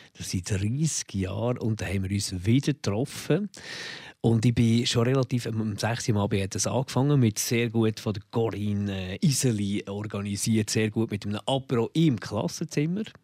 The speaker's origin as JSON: {"language": "German", "region": "Bern", "country": "Switzerland", "tie": "born or raised there", "moved": "yes", "said": "am Bahnhöhenweg, wo ich aufgewachsen bin"}